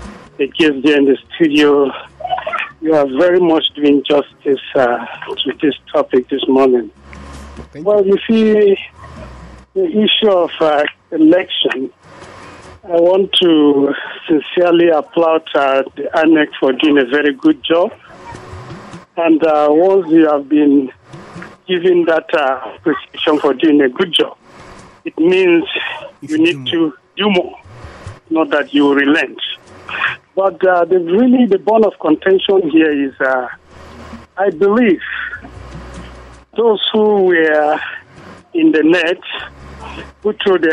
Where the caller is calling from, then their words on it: Kuru, Plateau, Nigeria; I'm calling from Kuru.